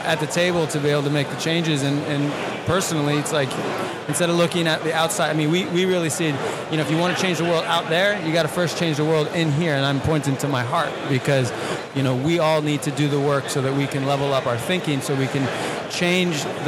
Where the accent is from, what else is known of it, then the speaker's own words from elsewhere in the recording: New York, United States; moved away as an adult; I grew up in New York, 40 years in the city, in the concrete jungle. I never thought I'd leave